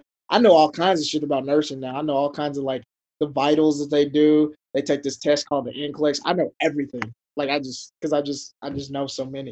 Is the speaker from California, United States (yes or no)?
no; Mississippi, United States; now in Los Angeles, United States; I'm from Mississippi, so like, the only good jobs for women were like teacher or nurse. So like, I would just see all these beautiful women in scrubs all the time as a kid